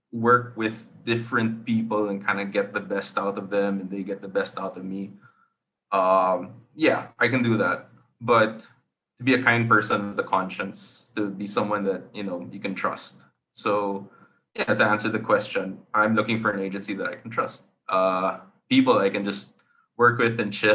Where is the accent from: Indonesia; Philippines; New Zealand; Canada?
Philippines; I'm from the Philippines